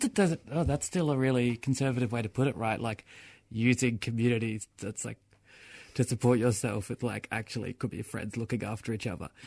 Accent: Melbourne, Victoria, Australia; I grew up in Fitzroy and Clifton Hill and, like, that's where I'm from

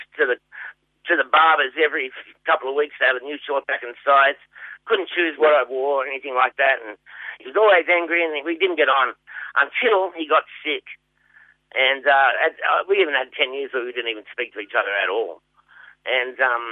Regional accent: Sydney, New South Wales, Australia; moved away as an adult; also born or lived in Geelong; now in Melbourne, Australia; Primary school was in Wayland Primary School in the western suburbs of Sydney

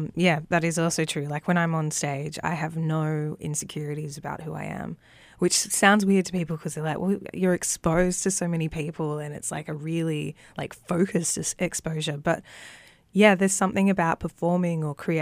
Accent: Melbourne, Victoria, Australia; Growing up in Victoria and around Melbourne

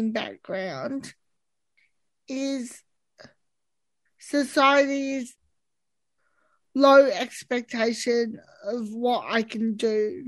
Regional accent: Australia; And I see myself as Australian, and so does Elizabeth. We're not others. We're just like everyone else.

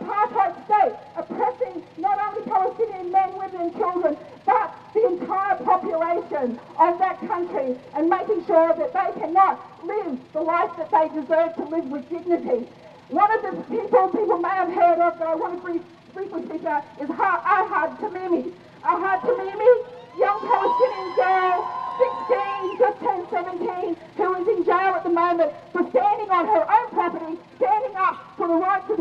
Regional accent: North Queensland, Australia; now in Melbourne, Australia; I'm originally from North Queensland. I'm a Murray woman

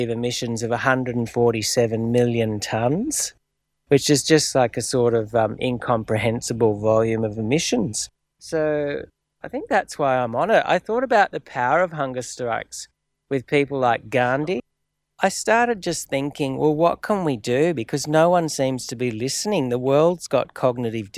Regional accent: Australia; an Australian of shared Aboriginal and European descent

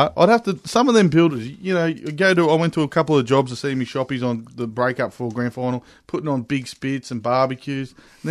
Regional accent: Victoria, Australia; also born or lived in Queensland; I am from Victoria.

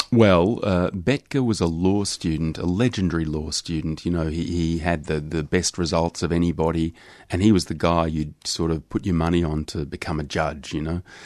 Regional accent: Australia; being Australian

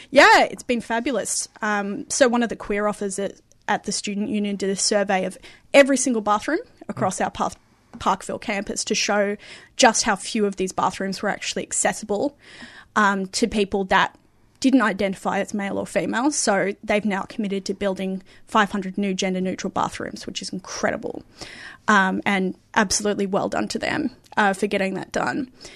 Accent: Perth, Western Australia, Australia; I grew up in Perth

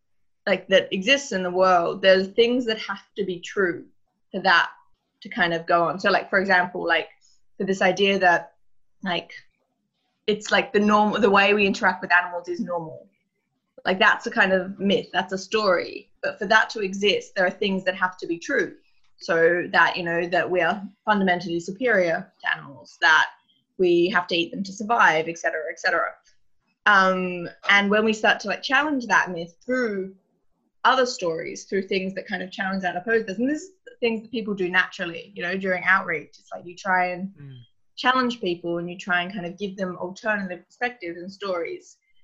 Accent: Australia; I came over from Australia to join in January

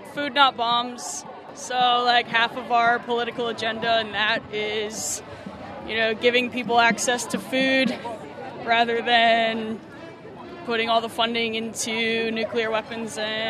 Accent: United States; moved away; I'm from America, you know, so growing up we learn all about all the times we bombed other countries.

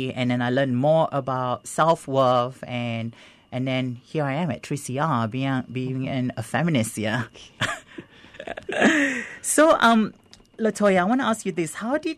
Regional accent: Singapore; I was born in Singapore and I grew up in Singapore

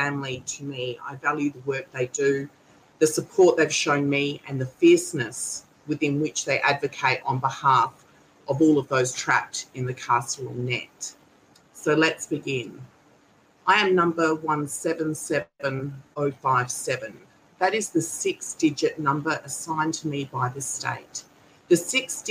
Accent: Kaurna Yerta, South Australia, Australia; I'm a Gunditjmara woman born and raised on Kurna Yerra

